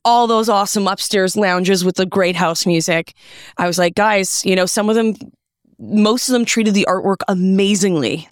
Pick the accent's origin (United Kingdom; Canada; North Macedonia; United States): Canada; Toronto, Ontario; I'm from Toronto. I'm going home soon.